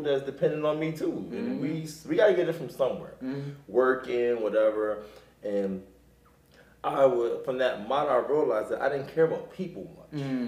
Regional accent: Wilmington, Delaware, United States; moved away as an adult; also born or lived in Philadelphia, Pennsylvania; now in Los Angeles, United States; I'm from Wilmington, Delaware. I was born and raised in Wilmington, Delaware

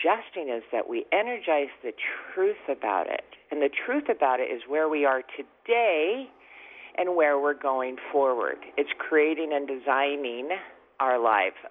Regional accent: Seattle, Washington, United States; moved away as an adult; now in Cabo San Lucas, Mexico; I actually live in Cabo San Lucas, Mexico. I was born and raised in Seattle, and I spend my summers in the Northwest.

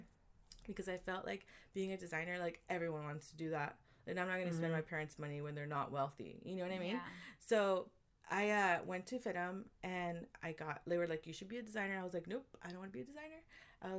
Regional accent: Compton, California, United States; also born or lived in Downey, California; I grew up in Compton, but I went to school here in Downey

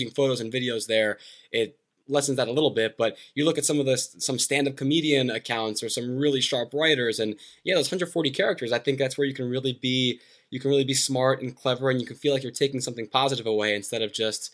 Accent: New Jersey, United States; growing up in New Jersey

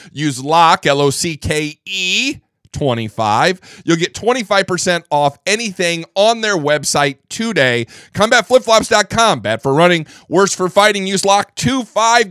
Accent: Midwest, United States; I'm from the Midwest

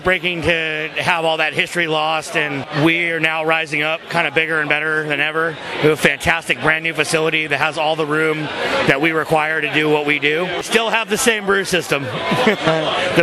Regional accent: California, United States; moved away; also born or lived in Madison, Wisconsin; I'm from California, so I lived in Madison for a long time

